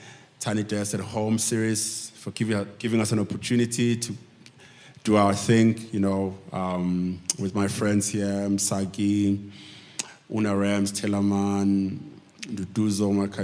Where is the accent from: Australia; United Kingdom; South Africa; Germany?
South Africa; I'm truly, truly grateful to be here as a South African artist